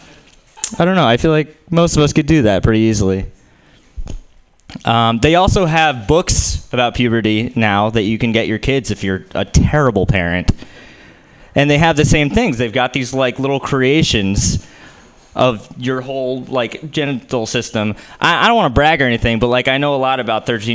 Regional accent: New Jersey, United States; I'm Jewish and I'm from New Jersey

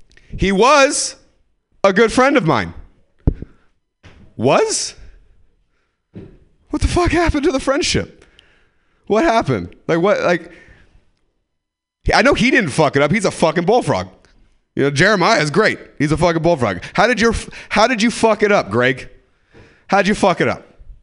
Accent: California, United States; And so where I'm from, the dads in bikini is just not the fat, you know? The 209. Do you know where the 209 is? Yeah. Do you? Stockton, Modesto.

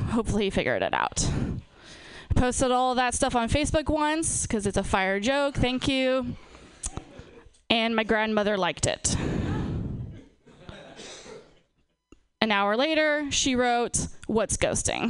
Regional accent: Napa, California, United States; I'm from, born and raised in Napa

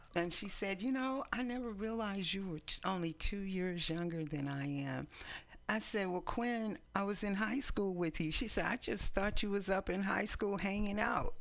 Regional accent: East Palo Alto, California, United States; also born or lived in San Francisco, California; now in Oakland, United States; we grew up in East Palo Alto

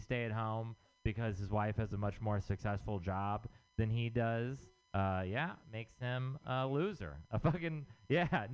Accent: Texas, United States; moved away; I'm from Texas

